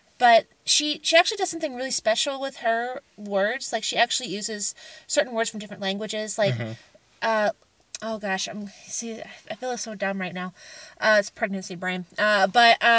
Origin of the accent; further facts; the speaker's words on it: the South, United States; I'm from the South